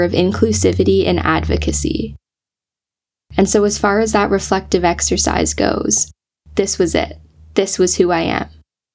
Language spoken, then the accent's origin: English; Georgetown, Ontario, Canada; now in Ottawa, Canada; I grew up in Georgetown, a small city just west of the GTA